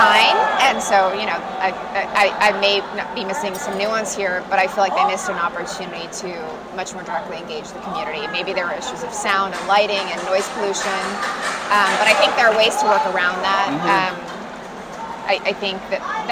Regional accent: San Diego, California, United States; I grew up in San Diego

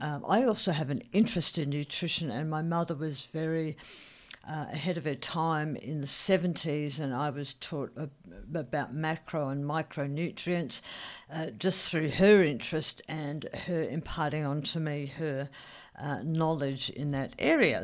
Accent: Australia; as an Australian, as an Aussie

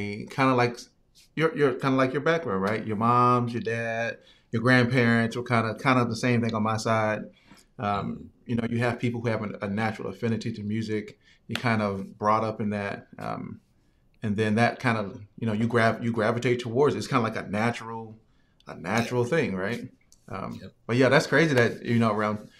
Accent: Virginia, United States; I'm originally from Virginia

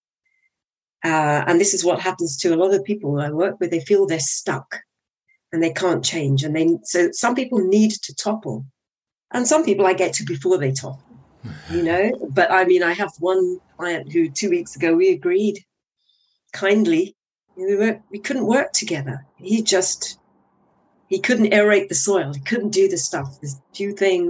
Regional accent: Guyana; moved away; when I was growing up in Guyana for 7 years, we went to school with in an armored vehicle

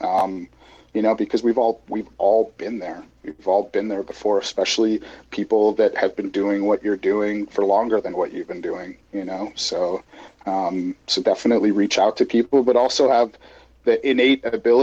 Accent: Edmonton, Alberta, Canada; born or raised there; also born or lived in Glasgow, Scotland; now in San Diego, United States

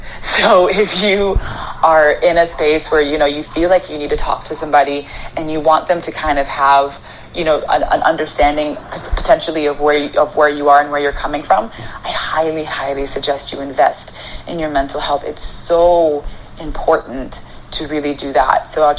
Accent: Arizona, United States; also born or lived in Canada; I was born in Canada. But I grew up in Arizona.

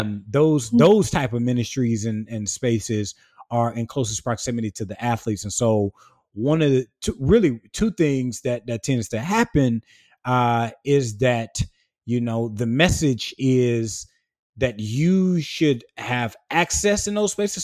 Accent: small town between Swansea, St. Matthews and Sandy Run, South Carolina, United States; moved away as an adult; I came from the Black rural South, uh, south of Columbia, South Carolina, in a small town, uh, in between Swansea, South Carolina, Saint Matthew, South Carolina, and Sandy Run, South Carolina, through school and church and, and family life

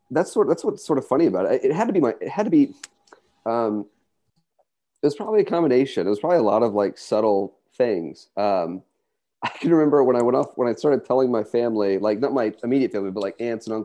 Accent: Texas, United States; just by being Texan and being Jewish

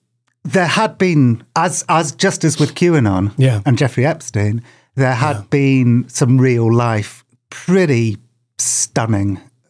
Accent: United Kingdom; Just as a child growing up in Britain

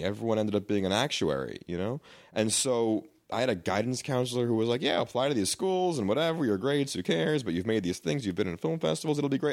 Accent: New York, United States; moved away; N Y U, 'cause I was from New York

